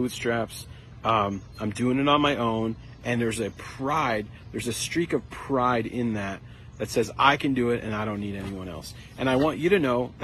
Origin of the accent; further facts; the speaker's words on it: United States; as an American